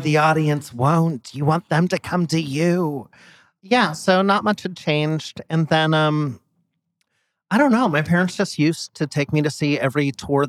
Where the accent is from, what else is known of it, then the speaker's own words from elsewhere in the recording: San Diego, California, United States; we're both San Diego